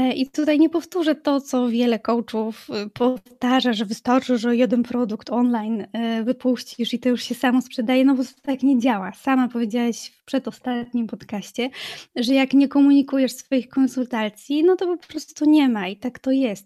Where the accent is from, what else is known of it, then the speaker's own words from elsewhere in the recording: Racibórz, Silesian Voivodeship, Poland; moved away as an adult; also born or lived in Wrocław / Germany; now in Racibórz, Poland; do Raciborza, do mojej rodzinnej miejscowości